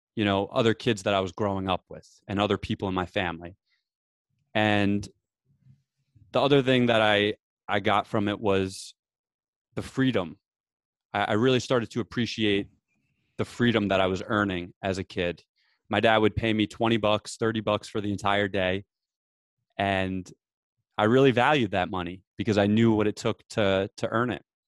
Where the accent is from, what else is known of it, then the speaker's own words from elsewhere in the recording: New Jersey, United States; I grew up in New Jersey